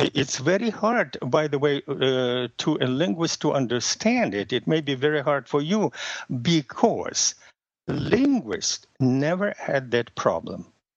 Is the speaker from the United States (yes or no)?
no; Russia; first language Russian; English is a second language; moved away; my native language is Russian